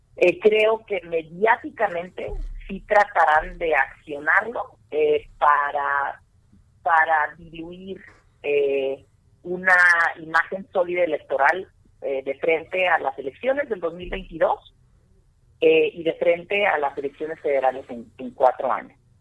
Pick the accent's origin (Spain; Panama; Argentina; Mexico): Mexico; nosotros, como mexicanos